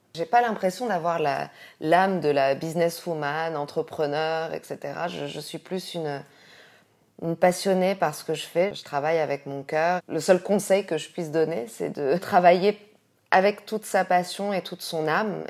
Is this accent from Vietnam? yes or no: no; France; also born or lived in Morocco; now in Casablanca, Morocco; je suis française avec un, visage plutôt asiatique